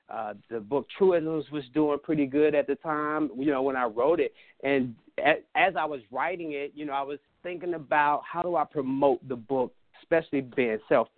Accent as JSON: {"language": "English", "town": "Washington", "region": "District of Columbia", "country": "United States", "tie": "born or raised there", "said": "grew up in Southeast D.C. and, you know, I just earned my wings growing up in Southeast D.C."}